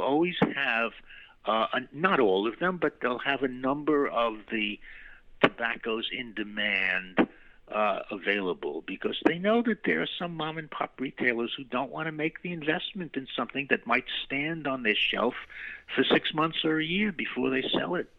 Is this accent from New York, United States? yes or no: yes; New York City, New York, United States; moved away as an adult; also born or lived in Chile / Argentina; I grew up in New York City and its environs